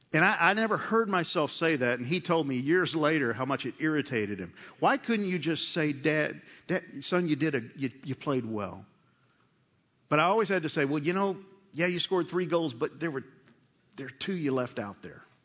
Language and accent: English; United States; We're American-born men